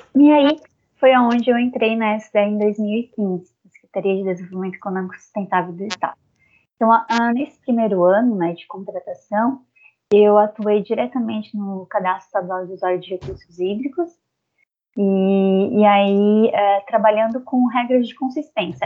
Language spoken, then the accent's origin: Portuguese; south of Santa Catarina, Brazil; sou natural aqui do sul do estado de Santa Catarina